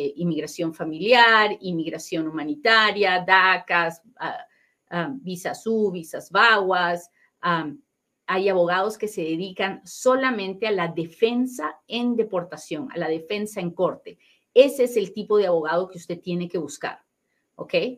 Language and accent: Spanish; Peru; now in United States; yo soy bien peruana